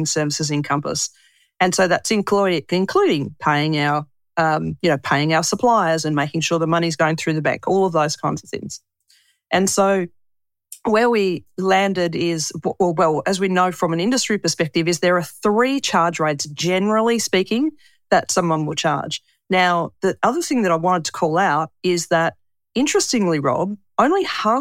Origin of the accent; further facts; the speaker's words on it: Tasmania, Australia; moved away as an adult; I come from Tasmania